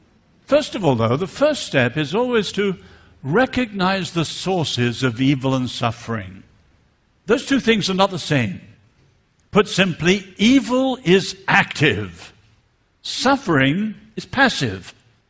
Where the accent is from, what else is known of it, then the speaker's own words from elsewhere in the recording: north central China, China; I grew up in China. My parents were married just a little bit after the Japanese invasion.